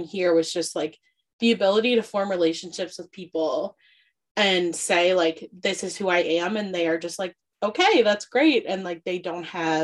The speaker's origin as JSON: {"language": "English", "region": "Prince Edward Island", "country": "Canada", "also_born_or_lived": "Fredericton, Canada", "moved": "yes", "said": "I'm from like an incredibly small community on PEI where everyone, you know, knows each other."}